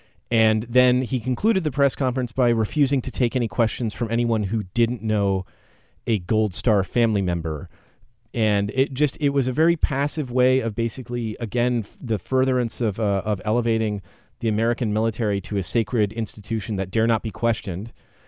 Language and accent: English; Russia; growing up in Russia, where we venerated the dead heroes